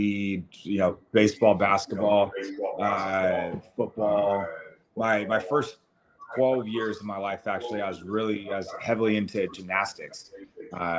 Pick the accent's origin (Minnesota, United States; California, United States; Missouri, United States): California, United States; Monterey; also born or lived in New York City; now in Costa Mesa, United States; I grew up in Central California in Monterey